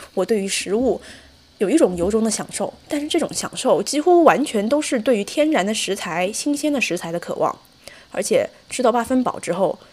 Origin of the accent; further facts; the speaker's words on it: Zhejiang, China; moved away as an adult; now in United States; 因为我是浙江人